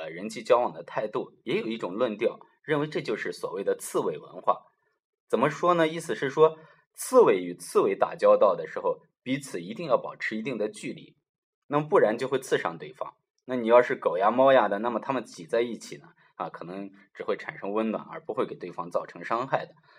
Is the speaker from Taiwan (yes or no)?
no; China; 那么并不是表示像我们中国人所说的男女关系的这种啊纠缠不清